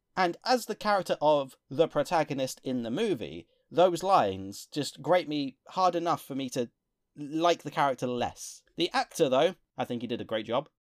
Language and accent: English; England, United Kingdom; Being English ourselves